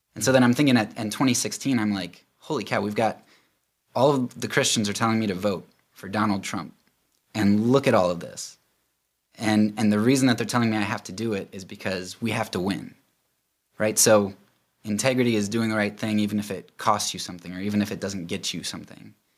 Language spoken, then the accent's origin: English; Lancaster County, Pennsylvania, United States; I'm actually from Pennsylvania, Lancaster County